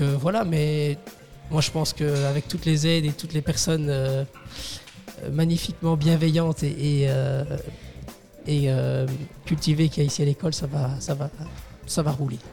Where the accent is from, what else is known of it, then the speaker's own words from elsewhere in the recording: Resteigne, Wallonia, Belgium; je viens de, Restaigne. Oui. un petit village dans la commune de Tellin